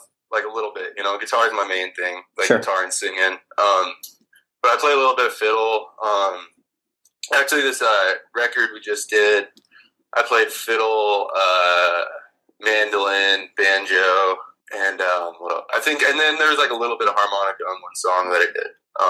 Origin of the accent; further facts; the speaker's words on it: Spokane, Washington, United States; also born or lived in Texas; I was born in Texas, and I moved a bunch as a kid, but Spokane for, you know, all intents and purposes. I've lived here since I was a kid.